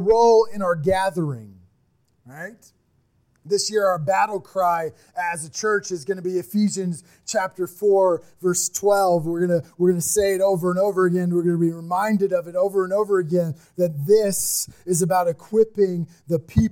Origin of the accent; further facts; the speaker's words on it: Midwest, United States; we're from the Midwest. We're people that just work and get it done.